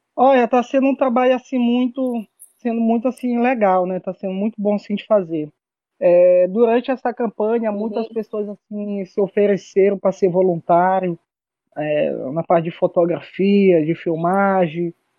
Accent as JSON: {"language": "Portuguese", "area": "São Paulo neighbourhood", "region": "Maranhão", "country": "Brazil", "tie": "born or raised there", "said": "Porque meu pai, ele era, fazia parte de uma diretoria de um grupo de Bomba Meu Boi lá no bairro de São Paulo, e aí eu comecei a tocar por lá, né, desde criança"}